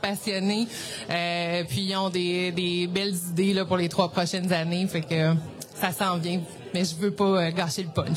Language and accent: French; Sherbrooke, Quebec, Canada; je viens de Sherbrooke